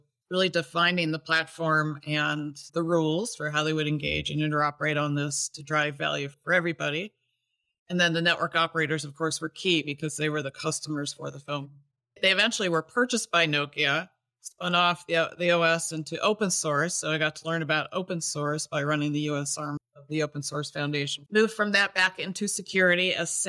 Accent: United States; moved away; also born or lived in Toronto, Canada / Vancouver, Canada; I'm actually originally from the States

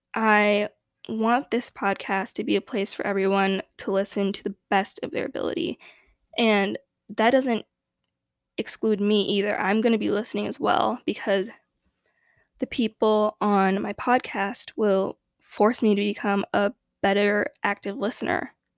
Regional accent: Chicago, Illinois, United States; growing up in Chicago, a very unfortunately segregated city

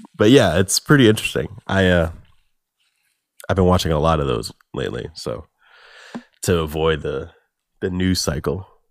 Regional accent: United States; as an American

